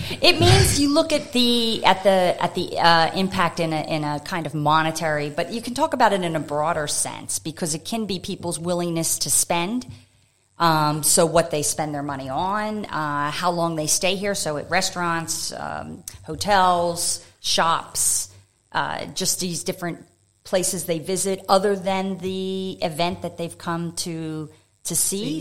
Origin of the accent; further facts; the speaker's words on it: United States; moved away as an adult; also born or lived in France / Thailand / Japan / Melbourne; now in Adelaide, Australia; you can tell by my accent, I'm originally from the U.S.